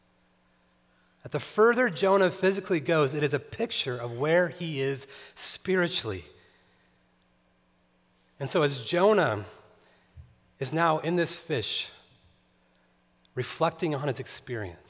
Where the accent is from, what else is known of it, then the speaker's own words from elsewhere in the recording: Tehachapi, California, United States; moved away; also born or lived in Chicago; where I grew up in Tehachapi, California, every night we would look and see the Milky Way